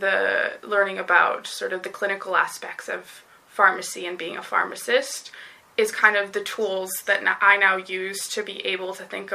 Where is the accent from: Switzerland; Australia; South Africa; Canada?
Canada; Vancouver, British Columbia; I grew up in British Columbia in the Vancouver sort of lower mainland area.